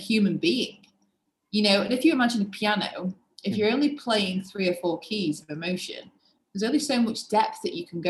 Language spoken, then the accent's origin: English; England, United Kingdom; being English. I was brought up in a wonderful home